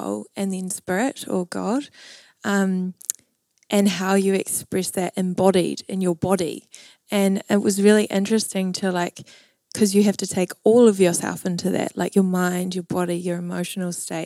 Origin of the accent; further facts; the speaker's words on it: Waiheke Island, Auckland, New Zealand; I grew up on Waihi Island